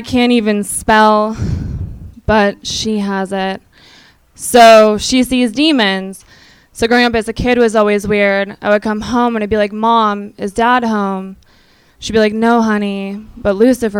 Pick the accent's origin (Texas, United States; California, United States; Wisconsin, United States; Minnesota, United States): Minnesota, United States; moved away